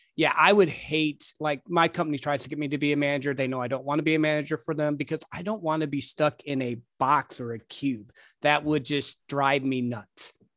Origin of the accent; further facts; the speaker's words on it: Midwest, United States; I grew up in the Midwest